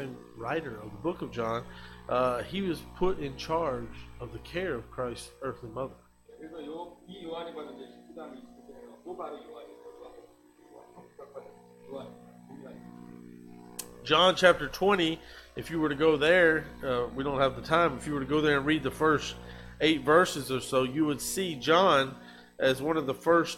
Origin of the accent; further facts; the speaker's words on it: United States; moved away as an adult; I grew up in America